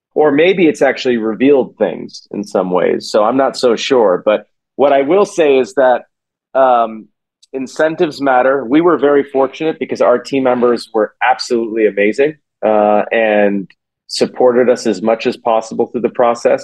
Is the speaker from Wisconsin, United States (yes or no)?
no; Silicon Valley, California, United States; I grew up in Silicon Valley